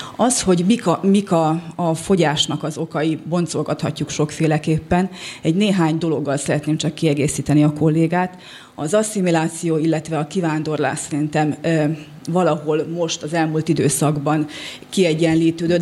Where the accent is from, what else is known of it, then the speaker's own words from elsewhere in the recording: West Bačka, Vojvodina, Serbia; És a Nyugatbácska, ahol az egyik legnagyobb fogyasztás Gyulgyás, ahonnét én is származom